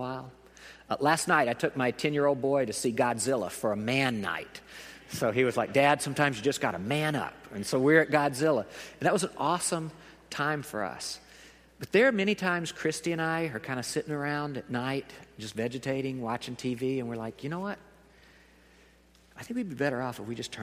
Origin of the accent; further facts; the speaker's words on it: the South, United States; I am from the South